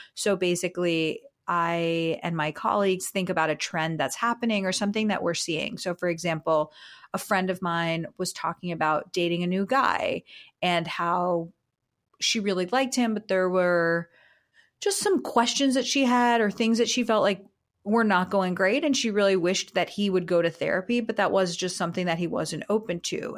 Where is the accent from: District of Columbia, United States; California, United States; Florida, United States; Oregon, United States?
Florida, United States; South; I'm from South Florida